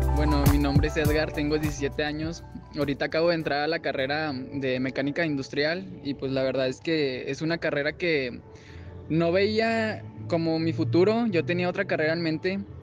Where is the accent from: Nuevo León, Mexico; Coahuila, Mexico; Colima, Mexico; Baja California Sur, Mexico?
Coahuila, Mexico; Saltillo; moved away as an adult; now in Monterrey, Mexico; yo estudio dirección administración de empresas en Monterrey, soy de Saltillo